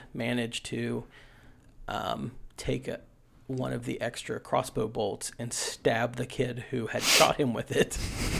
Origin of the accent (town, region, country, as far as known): West Virginia, United States